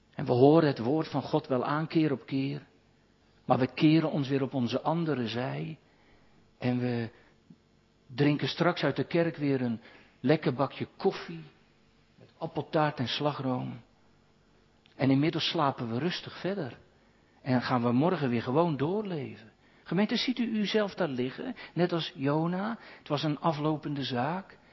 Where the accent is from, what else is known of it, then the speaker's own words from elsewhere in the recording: Katwijk, South Holland, Netherlands; moved away; Iemand uit mijn geboorteplaats, de ouderling daar